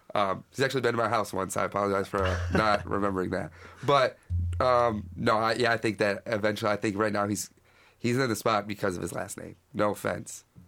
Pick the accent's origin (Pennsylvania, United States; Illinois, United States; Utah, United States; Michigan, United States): Michigan, United States; Battle Creek; I'm from Battle Creek, which is West Michigan.